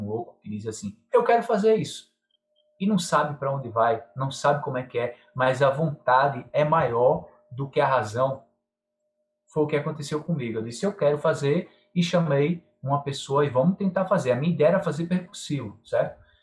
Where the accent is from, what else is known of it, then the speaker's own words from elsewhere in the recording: João Alfredo, Pernambuco, Brazil; now in Recife, Brazil; sou do interior de Pernambuco, uma cidade chamada João Alfredo